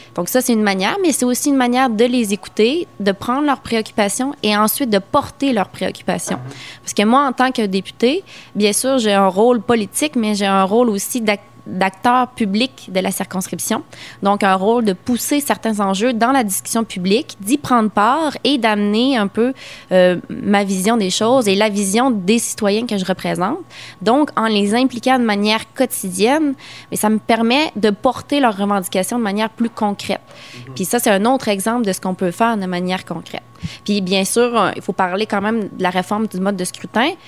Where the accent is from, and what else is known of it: Quebec, Canada